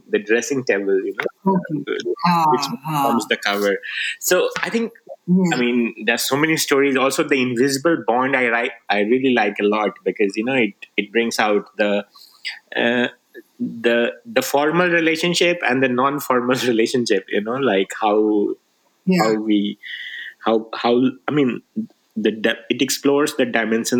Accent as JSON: {"language": "English", "town": "Rajgir", "region": "Bihar", "country": "India", "tie": "born or raised there", "also_born_or_lived": "Nalanda", "first_language": "Magahi", "second_language": "English", "moved": "yes", "said": "I grew up in Bihar in Rajgir, you know, I studied in the school there"}